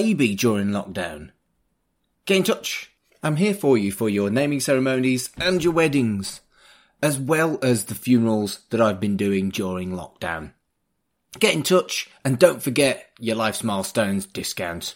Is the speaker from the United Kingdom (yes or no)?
yes; United Kingdom; I'm British